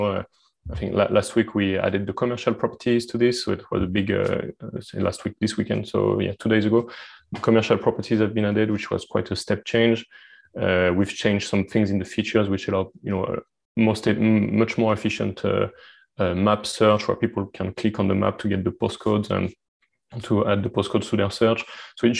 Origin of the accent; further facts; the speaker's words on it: France; accent: French; English is a second language; my French accent